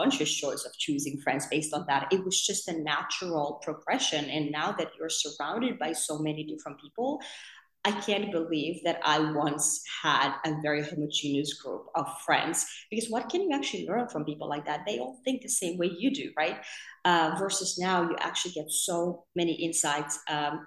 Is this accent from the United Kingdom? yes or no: no; Finland; English is a second language; moved away as an adult; also born or lived in Germany; now in New York, United States; I grew up in Finland, and my dad's Finnish and my mom's Russian